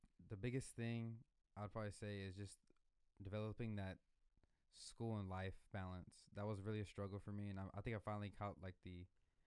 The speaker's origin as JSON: {"language": "English", "town": "Dallas", "region": "Texas", "country": "United States", "said": "I'm from Dallas, Texas, and my ethnicity is Mexican-American, and I'm second generation"}